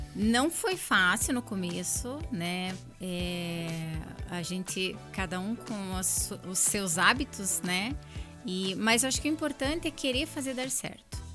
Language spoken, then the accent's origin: Portuguese; Curitiba, Paraná, Brazil; a cidade que eu nasci, eu nasci em Curitiba, amo Curitiba e escolhi Curitiba para criar o meu filho